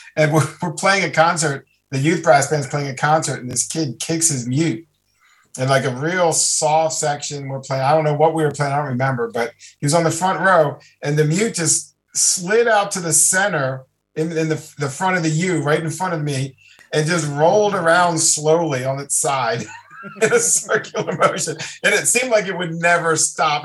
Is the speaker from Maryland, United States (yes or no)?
yes; Maryland, United States; where I grew up in Maryland